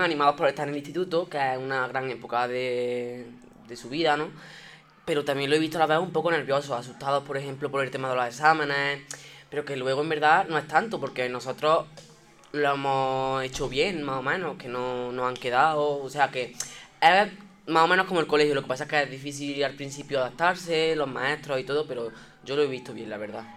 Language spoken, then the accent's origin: Spanish; Montefrío, Andalusia, Spain; also born or lived in Granada; Yo estudié en Montefrío, un pueblo de Granada, donde cursé mis estudios pues, el colegio, el instituto